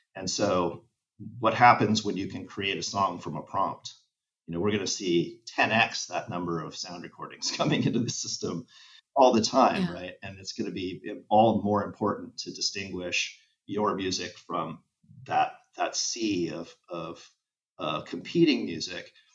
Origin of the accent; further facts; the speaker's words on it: Los Angeles, California, United States; LA is my hometown